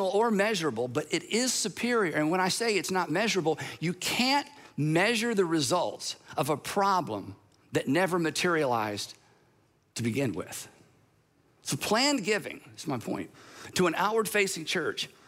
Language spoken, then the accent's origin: English; United States; I'm an American.